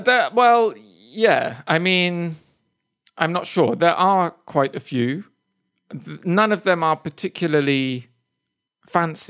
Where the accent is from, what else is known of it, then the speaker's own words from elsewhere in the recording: England, United Kingdom; moved away; I'm English